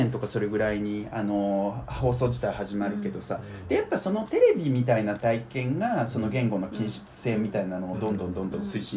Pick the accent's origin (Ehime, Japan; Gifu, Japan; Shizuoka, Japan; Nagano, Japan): Shizuoka, Japan; Izu; moved away as an adult; also born or lived in Mishima, Shizuoka; now in Tokyo area, Japan; 僕あの静岡県の伊豆の辺りなんですね出身が、